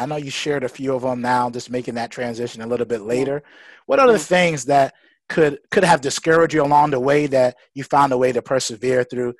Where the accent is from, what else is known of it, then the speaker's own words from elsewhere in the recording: New York City, New York, United States; growing up in Bed-Stuy, Brooklyn, New York.